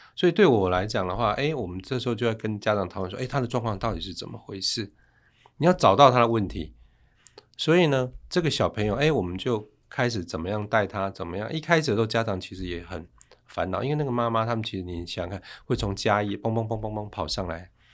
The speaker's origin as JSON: {"language": "Chinese", "region": "Chiayi", "country": "Taiwan", "tie": "born or raised there", "moved": "yes", "said": "我老家是嘉义"}